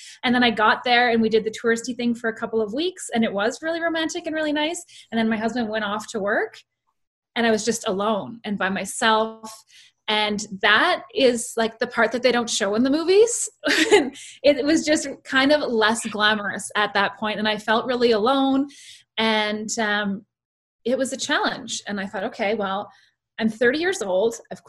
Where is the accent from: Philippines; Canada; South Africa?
Canada; Northern Ontario; moved away as an adult; also born or lived in Indonesia; I'm actually from a small town in Northern Ontario, Canada. And I grew up there. I went to university there.